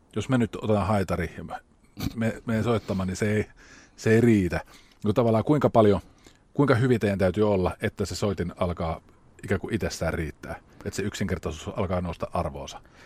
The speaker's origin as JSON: {"language": "Finnish", "town": "Rauma", "region": "Satakunta", "country": "Finland", "said": "Mä oon itse Raumalta"}